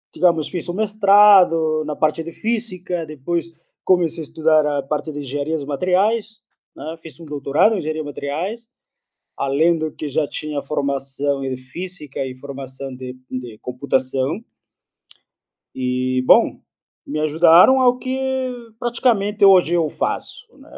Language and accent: Portuguese; Peru; first language Spanish; Portuguese is a second language; moved away as an adult; now in Brazil; Aqui no Brasil eu recebi uma bolsa, lá no Peru eu tinha que pagar. Consequência, eu terminei vindo para o Brasil